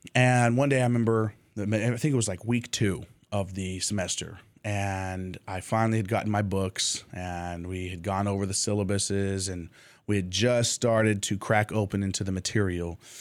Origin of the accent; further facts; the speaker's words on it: Jordan; moved away as an adult; also born or lived in United States; I had gone home to Jordan and, and spent time with the family